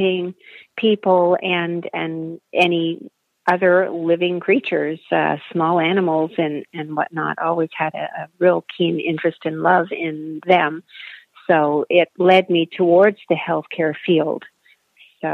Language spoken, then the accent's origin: English; Sudbury, Ontario, Canada; now in southern Ontario, Canada; I'm originally from a small city in northern Canada called Sudbury. It's a mining town